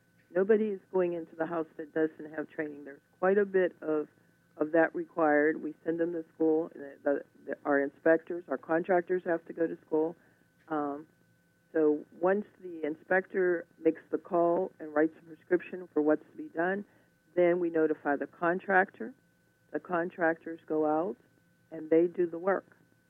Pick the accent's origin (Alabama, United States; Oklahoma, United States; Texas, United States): Alabama, United States; born there; As I said, I was born down south in Alabama, and there's such a family feeling down there, and it carries over, and it's always been part of me.